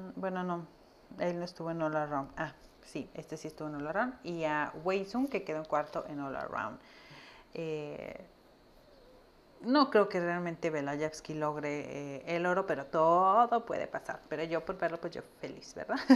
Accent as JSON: {"language": "Spanish", "country": "Mexico", "said": "acá en México"}